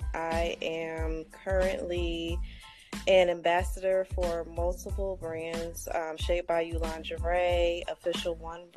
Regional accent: Northern Virginia, United States; also born or lived in Fayetteville, North Carolina; I am from North Virginia, originally born in Fayetteville, North Carolina

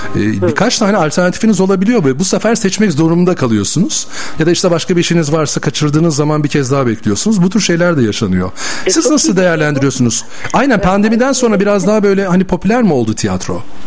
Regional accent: Bursa, Turkey; Bir Bursalı olarak ben ne zaman İstanbul'a gelsem koşa koşa geri geliyorum Bursa'ya

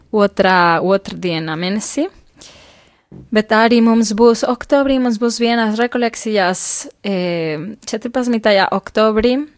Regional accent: Mexico; Latvian is a second language; moved away as an adult; now in Latvia; Es pati esmu no Meksikas.

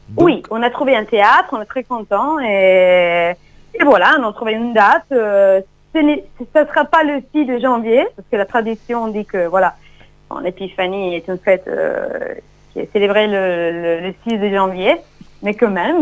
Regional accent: Piedmont, Italy; French is a second language; also born or lived in Sicily; now in France; je suis né en Piémont, donc on n'est pas trop loin.

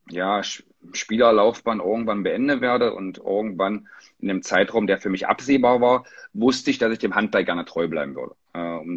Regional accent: Magdeburg, Saxony-Anhalt, Germany; ich wusste, dass mein Lebensmittelpunkt äh, bitte in meiner Heimat, in Magdeburg bleiben möchte äh, wo meine Töchter geboren sind

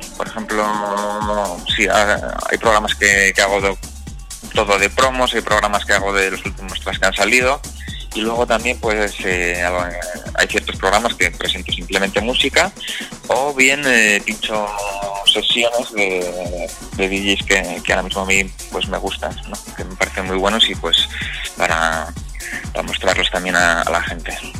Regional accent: Vitoria-Gasteiz, Basque Country, Spain; yo soy de Vitoria

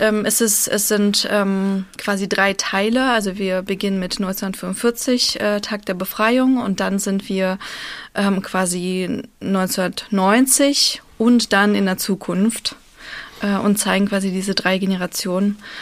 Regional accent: Berlin, Germany; born or raised there; first language Russian; German is a second language; also born or lived in Moscow, Russia

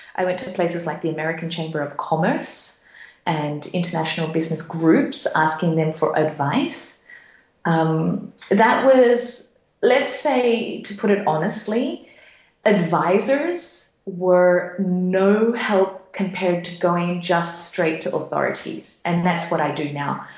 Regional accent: Sunshine Coast, Queensland, Australia; moved away as an adult; also born or lived in Papua New Guinea; now in Frankfurt, Germany; I grew up in Australia in a very small beach town called the Sunshine Coast

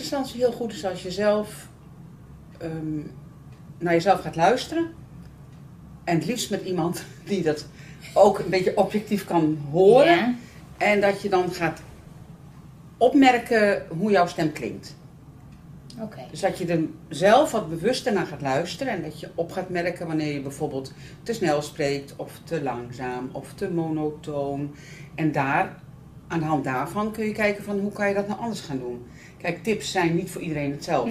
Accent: the North, northern Netherlands, Netherlands; ik kom uit Noorden.

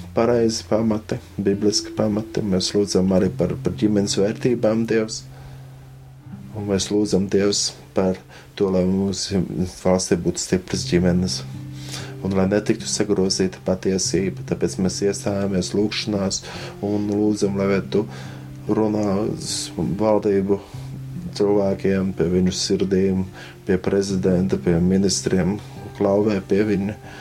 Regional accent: Latvia; mēs, Latvieši

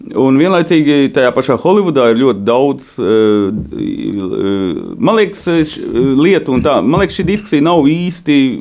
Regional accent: Vārkava, Latgale, Latvia; tas tādā Latgales ciemā

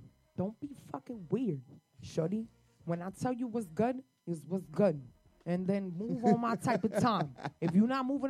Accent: New Jersey, United States; I'm from Jersey, girl. Jersey.

